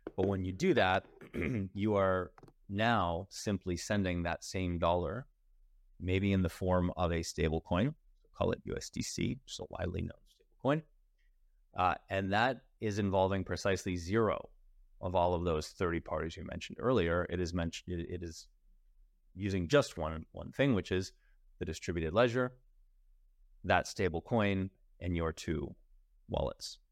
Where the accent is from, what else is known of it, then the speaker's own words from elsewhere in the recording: United States; I'm American